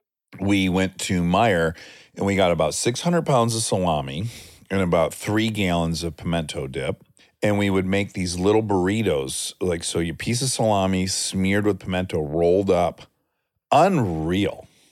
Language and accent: English; Michigan, United States; I'm from Michigan.